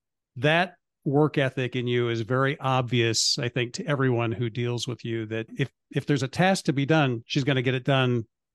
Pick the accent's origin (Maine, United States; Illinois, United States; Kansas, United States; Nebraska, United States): Nebraska, United States; We're both from Dodge County, by the way.